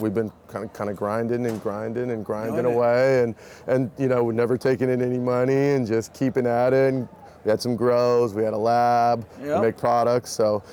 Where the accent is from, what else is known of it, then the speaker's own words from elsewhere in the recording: Alameda County, California, United States; I was born here in Alameda County. I have no plans to leave. You know, this is home.